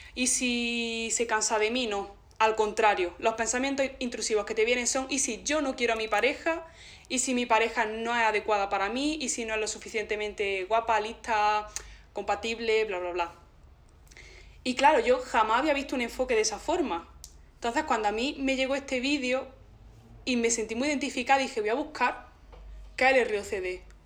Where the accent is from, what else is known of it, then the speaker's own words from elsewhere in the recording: Zagra, Andalusia, Spain; yo vengo de Zagra